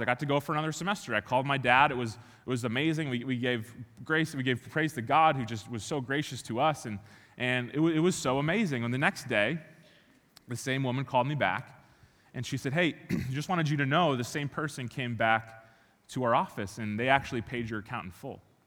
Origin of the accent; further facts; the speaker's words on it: Chicago, Illinois, United States; moved away; I grew up in Chicago, born and raised